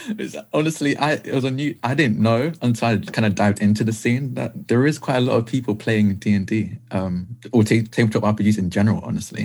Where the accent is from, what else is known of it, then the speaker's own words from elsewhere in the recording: Essex, East of England, United Kingdom; I'm the part of the UK that no one wants to be in. I'm from Essex.